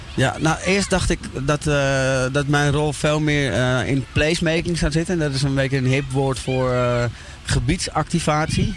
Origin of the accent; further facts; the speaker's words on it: Amsterdam, North Holland, Netherlands; ik ben eh, opgegroeid in Amsterdam-Oost